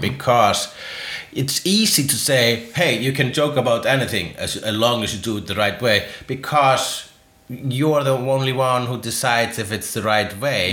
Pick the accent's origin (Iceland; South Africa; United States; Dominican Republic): Iceland; first language Icelandic; English is a second language; as an Icelander